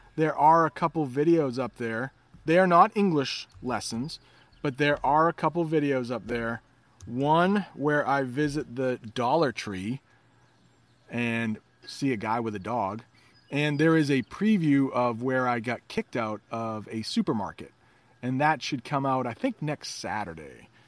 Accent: United States; I'm an American

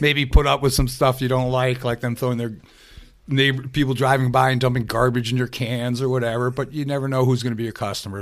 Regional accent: New York City, New York, United States; moved away as an adult; also born or lived in Adirondacks, upstate New York; now in upstate New York, United States; I'm from the New York City area

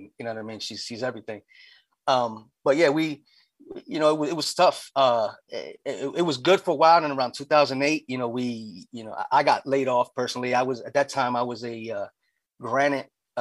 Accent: Lancaster, Pennsylvania, United States; also born or lived in Union City, New Jersey; I came here when I was young. I was from Jersey, but okay. I've been in Lancaster since elementary school.

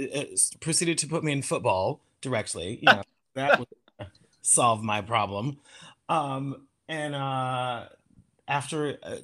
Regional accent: Norwich, Connecticut, United States; also born or lived in New York City; Growing up in Connecticut

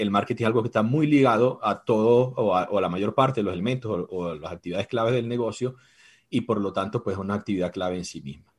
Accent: Venezuela; moved away as an adult; now in Ecuador; Yo soy venezolano, tengo seis años ya en Ecuador

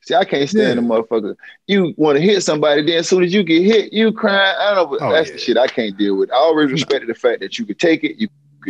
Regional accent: Miami, Florida, United States; Born and raised North Shore Hospital, man. Grew up, you know, Liberty City. Moved around a little bit.

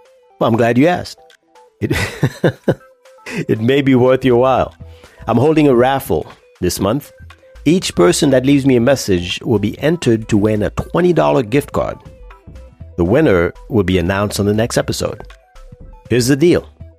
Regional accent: Virginia, United States; I'm from Virginia, and I run for health and fitness.

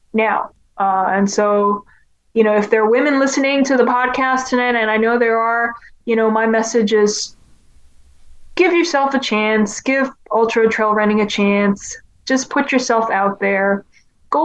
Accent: Hong Kong; moved away; growing up in Hong Kong

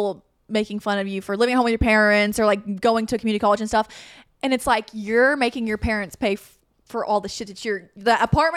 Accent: Arkansas, United States; in Arkansas, so I feel that.

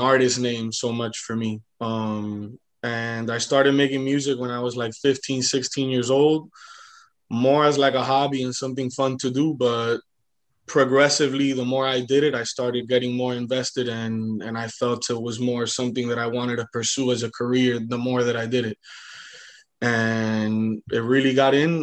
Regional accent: Hialeah, Florida, United States; I was born in Hialeah Hospital

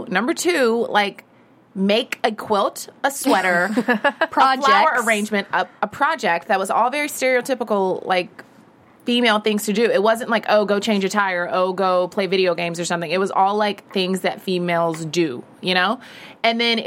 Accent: Virginia, United States; we're all from Virginia

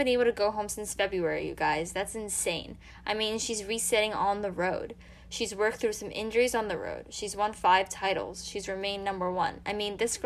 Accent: United States; We're both American.

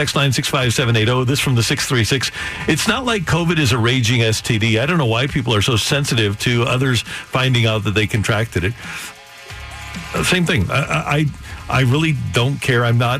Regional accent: St. Louis, Missouri, United States; We're from the Lou.

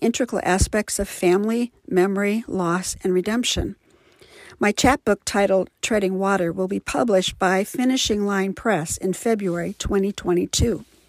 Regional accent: Midwest, United States; now in Livermore, United States; I was raised in the Midwest and currently reside in Livermore, California

